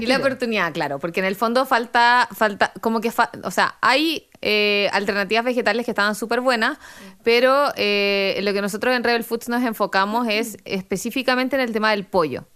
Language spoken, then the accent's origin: Spanish; Chile; moved away as an adult; me fui de Chile